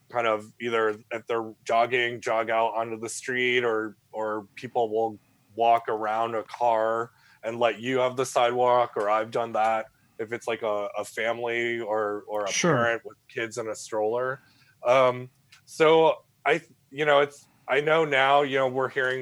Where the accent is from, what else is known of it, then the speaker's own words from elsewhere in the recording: New England, United States; now in San Francisco, United States; I'm initially from New England